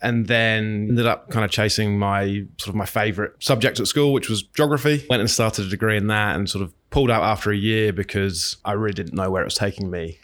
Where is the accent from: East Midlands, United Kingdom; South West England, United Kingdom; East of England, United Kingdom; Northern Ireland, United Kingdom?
East Midlands, United Kingdom; Northampton; Born in a little little town called Northampton in the UK, right in the middle of England